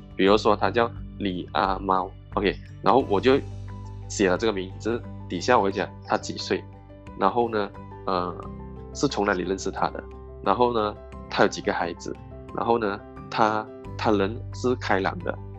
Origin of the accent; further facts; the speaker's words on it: Malaysia; also born or lived in Singapore; 我是来自马来西亚的